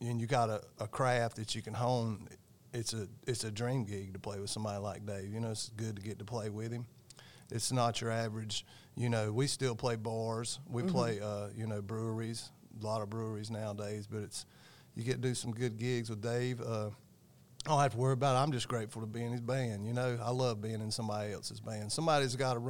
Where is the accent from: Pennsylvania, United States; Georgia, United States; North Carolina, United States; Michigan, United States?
North Carolina, United States; Gastonia; also born or lived in Cramerton, North Carolina; I was born in Gastonia, but I lived in Cramerton